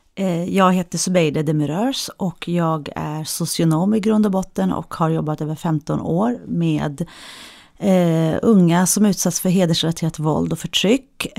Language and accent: Swedish; Sweden; jag är ju född och uppvuxen i Sverige